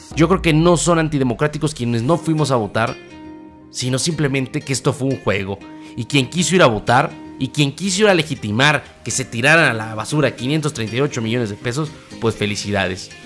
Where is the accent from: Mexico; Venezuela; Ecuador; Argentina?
Mexico